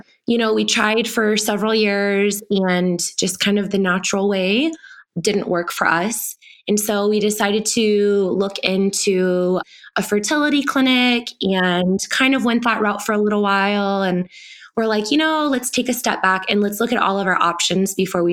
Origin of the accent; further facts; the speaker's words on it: Texas, United States; now in Colorado, United States; I am white, born and raised in Texas and then moved to Colorado